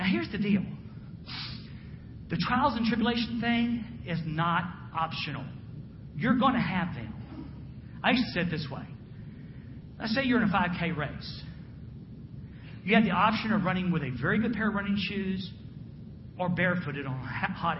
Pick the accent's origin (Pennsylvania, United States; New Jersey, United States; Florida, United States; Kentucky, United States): Florida, United States; Jacksonville; I'm from the South. I'm from Jacksonville. I grew up with the beach